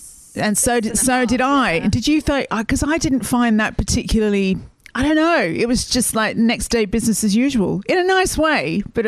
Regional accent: Australia; Yeah, but I don't tan and I can't throw a ball. So I was asked to leave Australia some years ago.

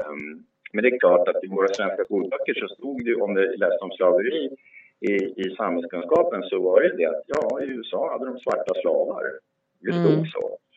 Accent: Sweden; Som svenskar kan vi faktiskt säga att våra företrädare har inte sysslat med det.

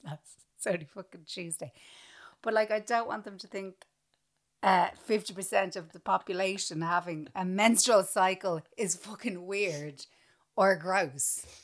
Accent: Ireland; growing up in Ireland

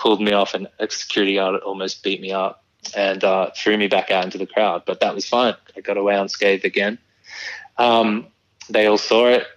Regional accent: Melbourne, Victoria, Australia; I grew up in Melbourne.

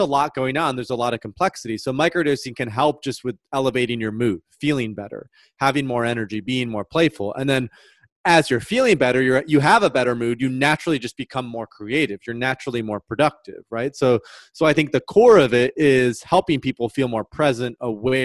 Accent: Michigan, United States; moved away; I'm from the Midwest in Michigan

